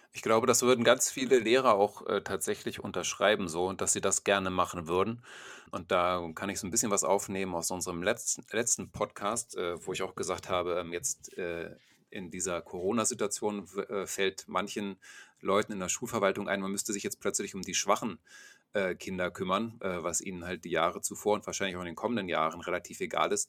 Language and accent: German; Germany; bei uns in Deutschland